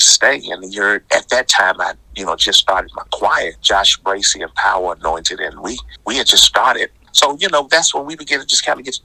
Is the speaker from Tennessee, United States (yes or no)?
yes; Memphis, Tennessee, United States; born or raised there